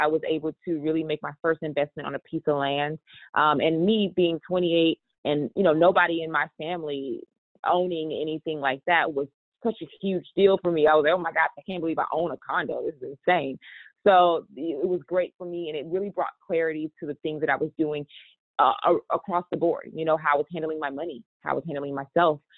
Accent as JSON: {"language": "English", "region": "Texas", "country": "United States", "said": "I come from Texas, and you know, a lot of my family members have diabetes"}